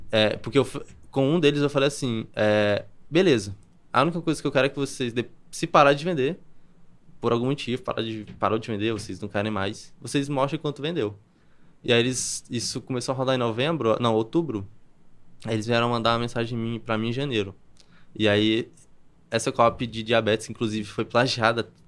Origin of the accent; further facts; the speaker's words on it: Campina Grande, Paraíba, Brazil; moved away as an adult; also born or lived in Alphaville; Eu sou de Campina Grande, na Paraíba